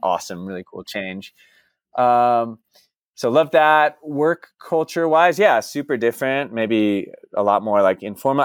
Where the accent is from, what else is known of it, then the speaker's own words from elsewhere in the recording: Dallas, Texas, United States; moved away as an adult; also born or lived in Austin, United States / New York City, United States / Santiago, Chile / Buenos Aires, Argentina; I'm actually originally from Dallas, Texas